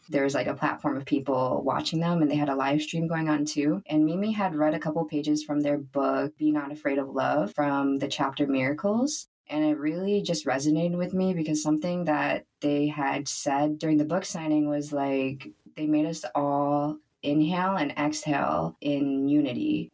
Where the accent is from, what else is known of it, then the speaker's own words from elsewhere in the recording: United States; growing up as first generation American